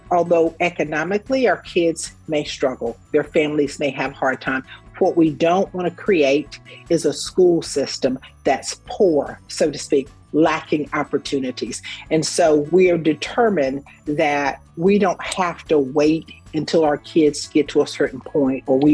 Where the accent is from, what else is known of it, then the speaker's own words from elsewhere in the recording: Raleigh, North Carolina, United States; also born or lived in Statesville, North Carolina; I grew up in Raleigh, North Carolina